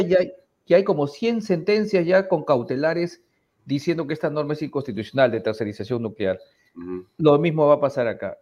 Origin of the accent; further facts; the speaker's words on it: Peru; somos todos los peruanos